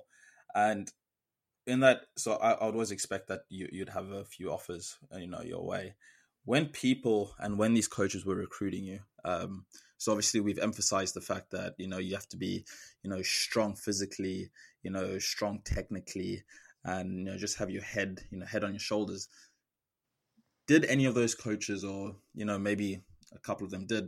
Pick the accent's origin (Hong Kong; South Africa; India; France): South Africa; moved away as an adult; now in United States; being the only South African and then also the only person from southern of Africa